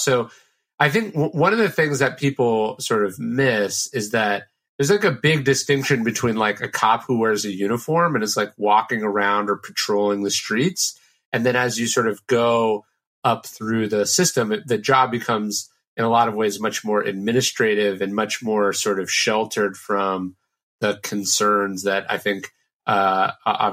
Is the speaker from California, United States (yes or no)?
yes; Sacramento, California, United States; I grew up in Sacramento, which is a pretty conservative town